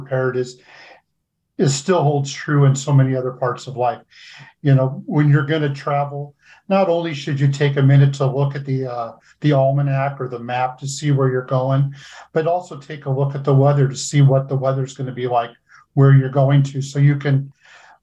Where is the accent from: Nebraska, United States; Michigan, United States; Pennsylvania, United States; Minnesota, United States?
Nebraska, United States; I grew up in Nebraska. I've always lived here